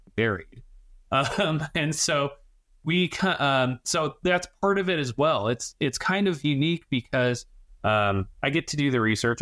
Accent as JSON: {"language": "English", "town": "Denver", "region": "Colorado", "country": "United States", "tie": "born or raised there", "moved": "yes", "said": "I grew up on the Front Range of Denver, Colorado, and, and southeastern metro area"}